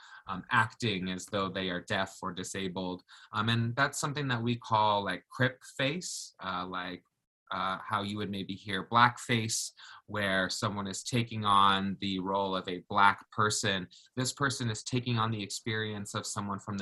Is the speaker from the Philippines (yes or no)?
no; Jamaica; now in Oregon, United States; I was born in Jamaica.